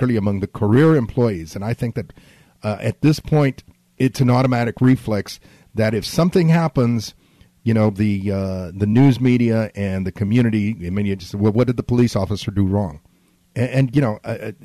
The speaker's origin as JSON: {"language": "English", "town": "San Antonio", "region": "Texas", "country": "United States", "tie": "born or raised there", "also_born_or_lived": "Laredo, Texas", "said": "I grew up in South Texas. I grew up on the south side of San Antonio."}